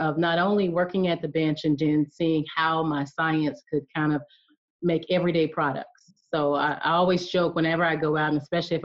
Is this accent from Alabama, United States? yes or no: yes; Alabama, United States; I'm from the South, so I'm from Alabama. And so growing up, playing out in the yard